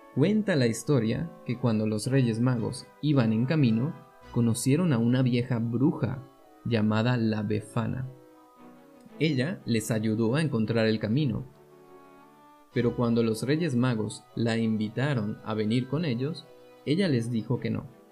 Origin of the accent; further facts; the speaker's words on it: Venezuela; moved away as an adult; now in Germany; A mí, cuando vivía en Venezuela, me encantaba la Navidad, porque en mi país